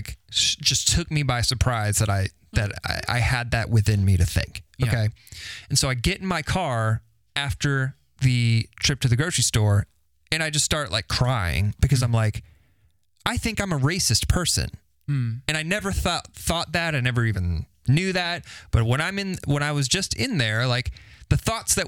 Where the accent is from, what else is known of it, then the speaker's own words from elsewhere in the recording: Carmel, Indiana, United States; I grew up in Carmel, went to Carmel High School